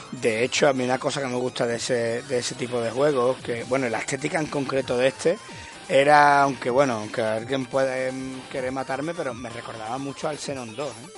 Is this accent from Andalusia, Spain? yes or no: yes; Conil de la Frontera, Andalusia, Spain; now in Seville, Spain; mi pueblo, en Conil